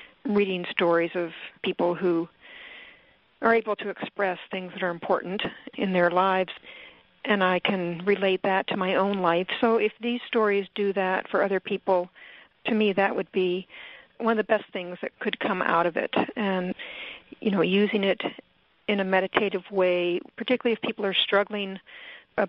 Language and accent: English; Chicago, Southern Illinois, United States; now in Lopez Island, United States; I grew up in the Midwest, Chicago, and then Southern Illinois.